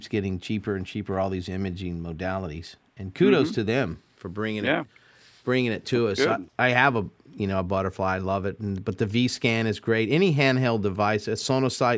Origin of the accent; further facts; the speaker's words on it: Gulf Coast, United States; moved away as an adult; now in Pennsylvania, United States; growing up on the Gulf Coast and being hammered by Katrina, I'm basically was a climate refugee, which forced me up mm-hmm. here to Pennsylvania.